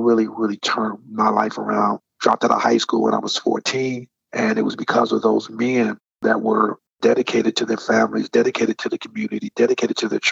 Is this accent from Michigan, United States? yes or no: yes; Detroit, Michigan, United States; my personal life growing up in Detroit, Michigan during the 80s